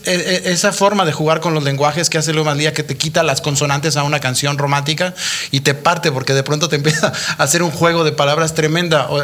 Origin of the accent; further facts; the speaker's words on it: Mexico; moved away as an adult; tuve que salir de México